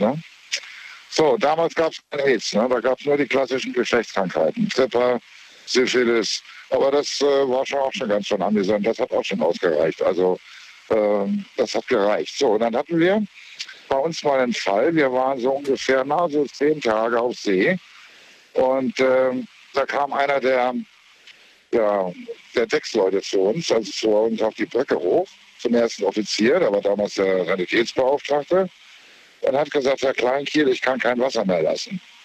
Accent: Lübeck, Schleswig-Holstein, Germany; now in Saarbrücken, Germany; ursprünglich aus Lübeck

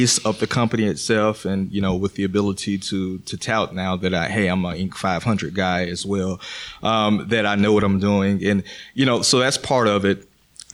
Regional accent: Pensacola, Florida, United States; I'm from the Panhandle of Pensacola.

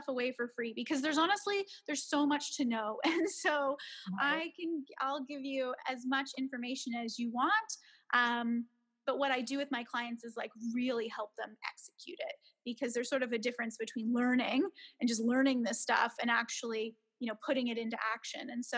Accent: Canada; moved away as an adult; now in Beijing, China; I am a Canadian, even though I'm here in Beijing

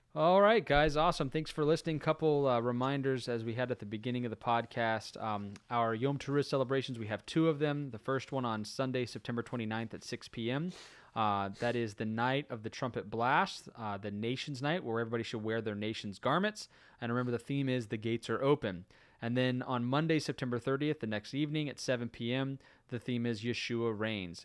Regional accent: Florida, United States; moved away; growing up in Florida

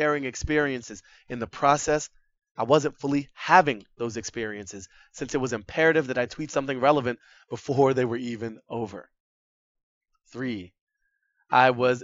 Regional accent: Boston, Massachusetts, United States; moved away; Boston was once my hometown

